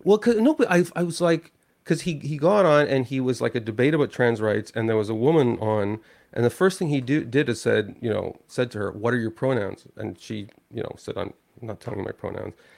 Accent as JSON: {"language": "English", "country": "Canada", "said": "I'm a Canadian."}